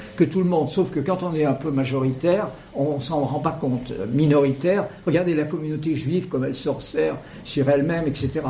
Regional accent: Creuse, Massif Central, Nouvelle-Aquitaine, France; la Creuse, dont je suis originaire

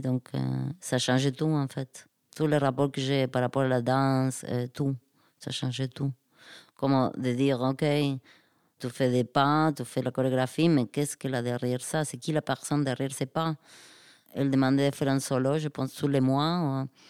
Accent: Argentina; French is a second language; moved away; de chez moi en Argentine.

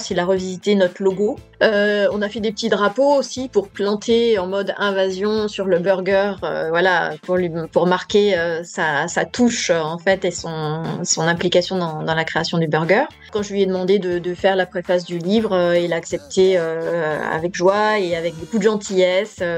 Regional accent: Spain; puis voilà, je suis espagnole

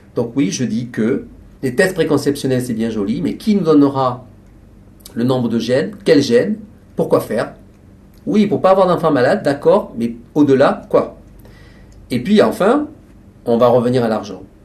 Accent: France; Ici, chez nous, en France

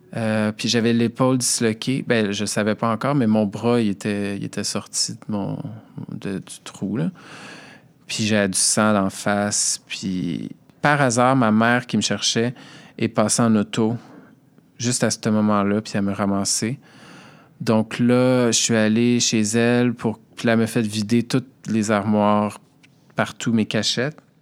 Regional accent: Montreal, Quebec, Canada; je viens de Montréal, j'ai 37 ans

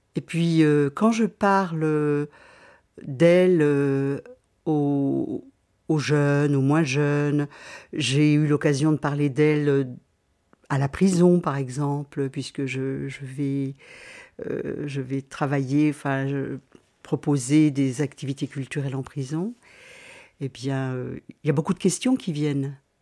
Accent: Besançon, Bourgogne-Franche-Comté, France; Besançon, c'est ma ville, donc j'y ai passé beaucoup de temps, ma ville natale

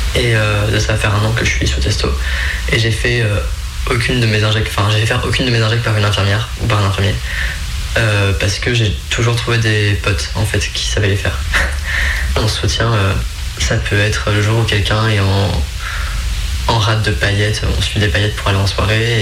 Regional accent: Creuse, Nouvelle-Aquitaine, France

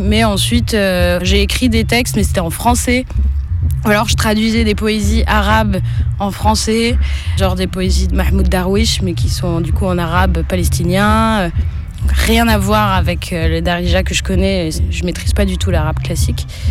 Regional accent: France; je suis née en France, donc c'est une langue que j'ai pas pratiquée non plus en grandissant, à part les juillet-août au bled

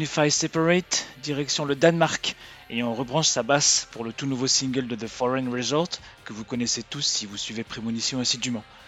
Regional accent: France; chez nous en France

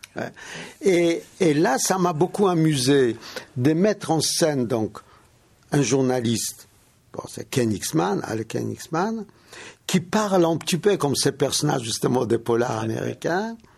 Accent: Russia; moved away; j'ai grandi en Russie

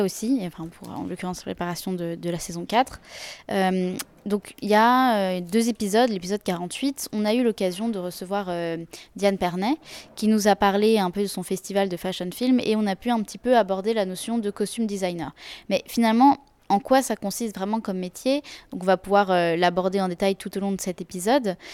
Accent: France; en tant que français

